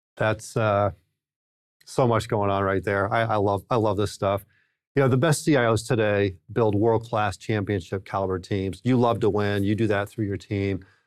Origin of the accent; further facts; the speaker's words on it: New England, United States; growing up in New England, we always rooted for the Red Sox